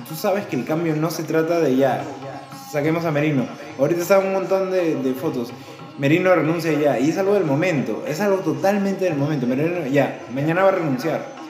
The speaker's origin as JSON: {"language": "Spanish", "country": "Peru", "said": "todos somos peruanos"}